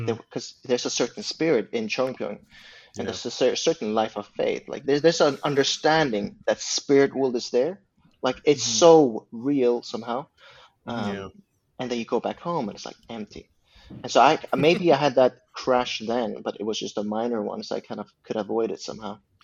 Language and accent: English; Uppsala, Uppsala County, Sweden; English is a second language; now in Stockholm, Sweden; I come from Uppsala, and I'm the youngest of six.